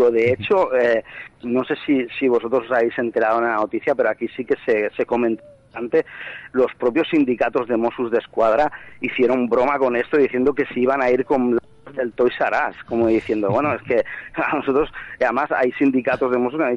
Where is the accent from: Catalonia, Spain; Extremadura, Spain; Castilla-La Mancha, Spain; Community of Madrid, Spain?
Catalonia, Spain; realmente, pues aquí como catalán muchas veces incluso sientes vergüenza.